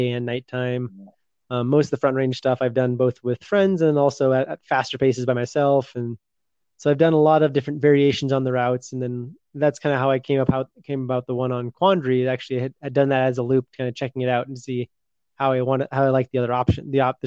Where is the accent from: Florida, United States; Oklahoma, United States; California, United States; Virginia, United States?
California, United States; also born or lived in San Francisco / San Diego; I grew up in California